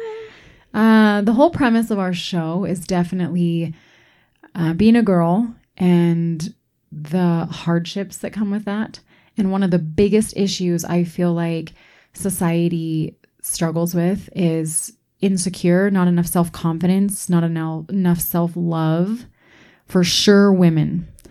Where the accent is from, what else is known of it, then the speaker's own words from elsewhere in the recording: East Coast, United States; moved away; I grew up on the East Coast, so I didn't grow up here.